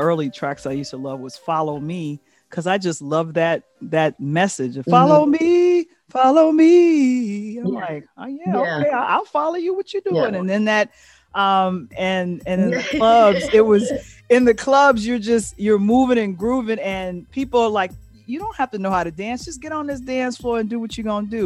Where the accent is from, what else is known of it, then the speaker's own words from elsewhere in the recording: Chicago, Illinois, United States; growing up in Chicago as a kid in the 70s and 80s